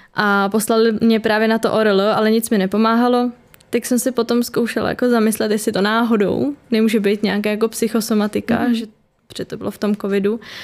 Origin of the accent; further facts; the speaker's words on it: Liberec, Liberec Region, Czechia; moved away as an adult; now in Prague, Czech Republic; teď studuju v Praze a jsem původně teda z Liberce